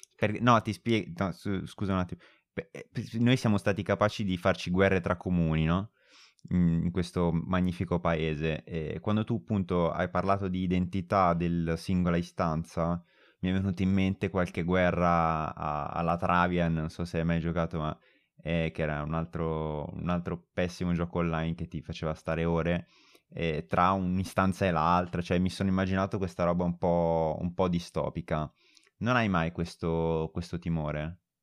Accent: Monza, Lombardy, Italy; io sono di Monza

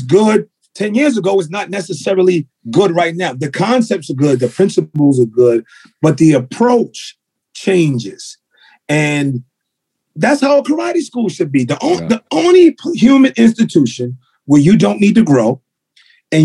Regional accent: New York City, New York, United States; also born or lived in Brooklyn / Bronx; I was born in Brooklyn. My mother was born in Brooklyn. She raised me, but then we moved to the Bronx.

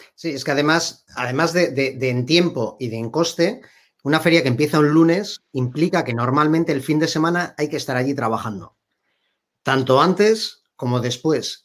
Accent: Bilbao, Basque Country, Spain; yo soy de Bilbao

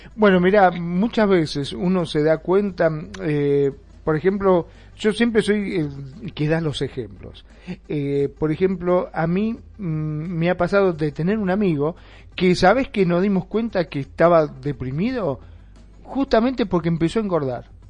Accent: Argentina; en mi país también, en Argentina

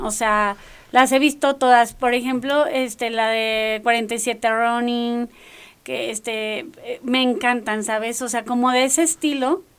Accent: northern Mexico, Mexico; accent: norteña; decían que yo hablaba muy norteña

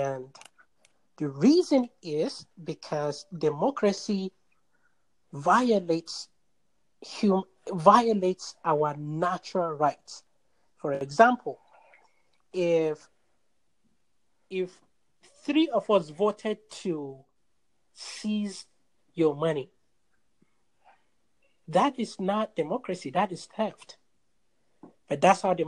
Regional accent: Nigeria; now in United States; I am originally from Nigeria, but I am in the U.S. now

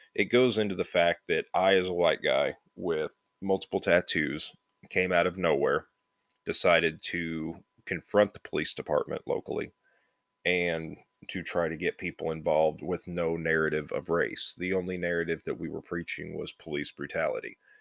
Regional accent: United States; We're American

